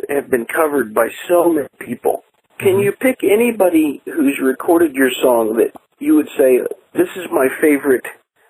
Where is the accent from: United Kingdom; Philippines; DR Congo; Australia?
Philippines; moved away; I grew up in the Philippines